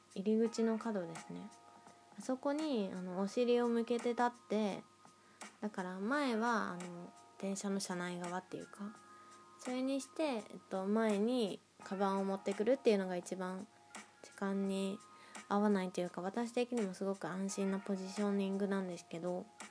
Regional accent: Nagoya, Aichi, Japan; moved away as an adult; now in Tokyo, Japan; 地元の名古屋にいた時

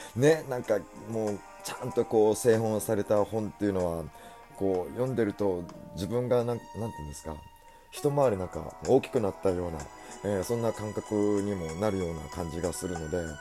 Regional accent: Kanto, Japan; 関東の育ちだからでしょうか

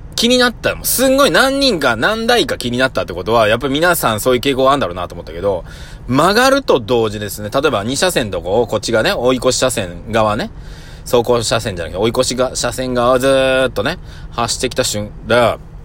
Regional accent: Nagoya, Aichi, Japan; 僕も名古屋人なんでね

